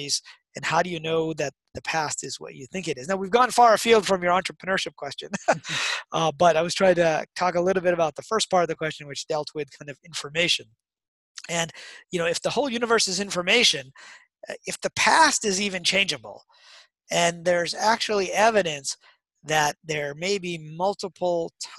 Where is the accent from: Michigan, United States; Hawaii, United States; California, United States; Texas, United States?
Michigan, United States; Detroit; I grew up in Detroit